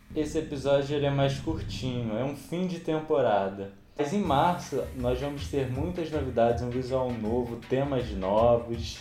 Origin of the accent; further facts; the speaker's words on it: Rio de Janeiro, Brazil; eu sou do Rio